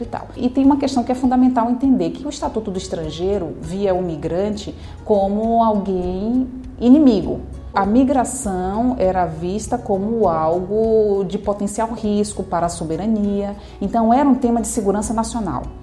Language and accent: Portuguese; Brazil; nós brasileiros